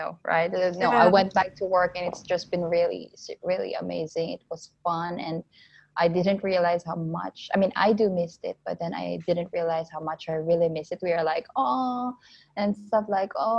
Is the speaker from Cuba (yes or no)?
no; Philippines; moved away as an adult; now in France; I'm in France right now. I come from Philippines originally.